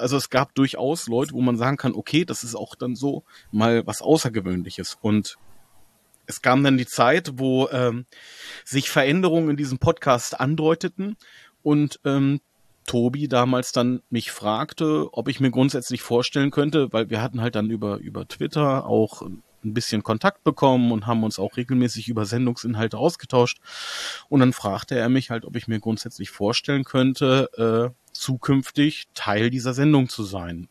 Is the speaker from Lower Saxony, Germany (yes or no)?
yes; Hanover, Lower Saxony, Germany; Ich bin Hannoveran, von Geburt